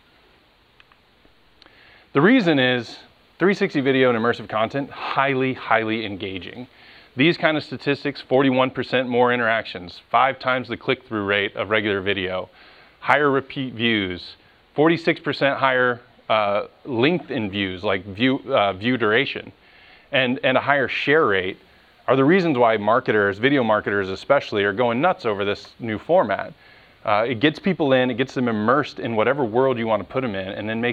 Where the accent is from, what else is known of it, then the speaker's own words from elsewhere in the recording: Ocala, Florida, United States; moved away as an adult; also born or lived in Los Angeles; I was born and raised here in Ocala, went to Vanguard High School